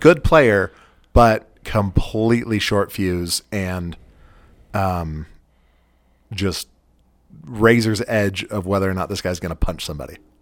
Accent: Western United States, United States; also born or lived in California / Utah; And I am from the Western United States. I've spent the vast majority of my life in California and Utah.

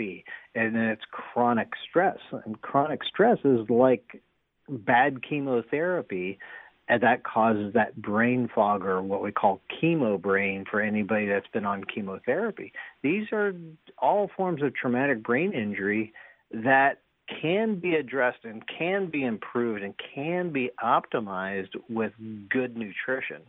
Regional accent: United States; we're American

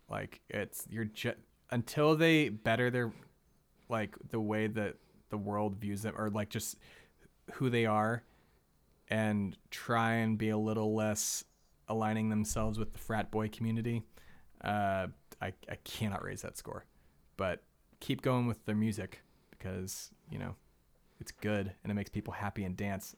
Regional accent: the South, United States; we're from the South

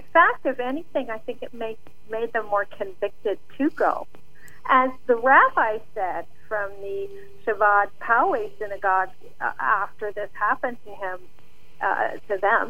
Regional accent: London, United Kingdom; also born or lived in Montreal / Pakistan; because I grew up in London and Montreal. I'm a Canadian citizen, a British citizen, and an American citizen, besides being born in Pakistan.

